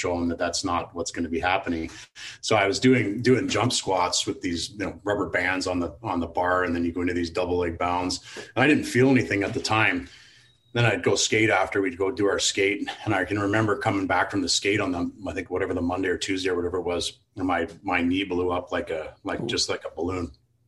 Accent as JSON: {"language": "English", "country": "Canada", "said": "the being Canadian and you know, the love of the game, the sheer joy that people feel around the game"}